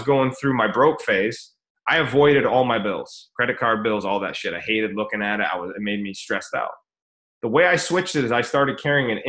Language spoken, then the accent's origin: English; United States; we're from America, or most of us